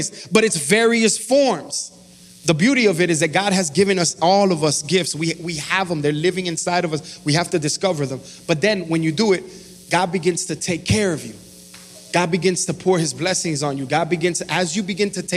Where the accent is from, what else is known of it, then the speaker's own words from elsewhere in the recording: Miami, Florida, United States; I'm from Miami, Florida